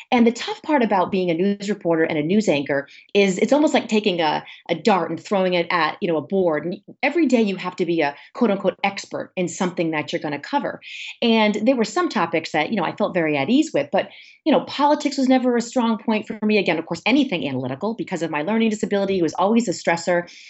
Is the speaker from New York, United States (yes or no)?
no; Warwick, Rhode Island, United States; I am from Warwick, Rhode Island, where I grew up.